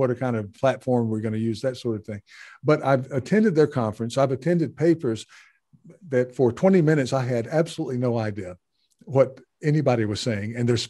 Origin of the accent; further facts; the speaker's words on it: the South, United States; and I'm growing up in the American South, right?